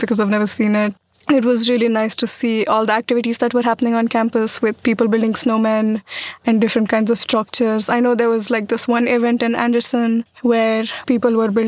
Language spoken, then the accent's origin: English; Pune, Maharashtra, India; moved away as an adult; now in Walla Walla, United States; I'm from Pune, India